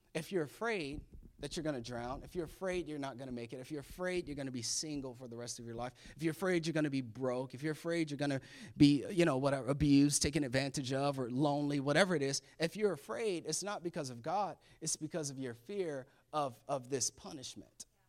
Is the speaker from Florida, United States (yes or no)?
yes; Florida, United States; I was born and raised in Florida